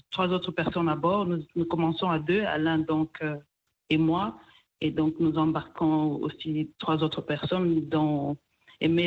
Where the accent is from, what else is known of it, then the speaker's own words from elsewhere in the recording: Kivu, DR Congo; also born or lived in Rwanda; now in Portland, United States; je suis originaire du Rwanda, mais je suis née et j'ai grandi en RDC, plus précisément dans le Kivu.